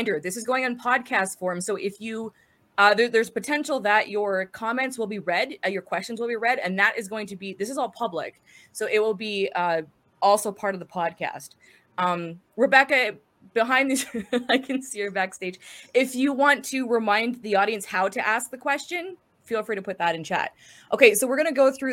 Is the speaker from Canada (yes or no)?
yes; northern Alberta, Canada; now in southern Alberta, Canada; I'm in Alberta, Canada, born and raised in Alberta, originally from the north, now living in the south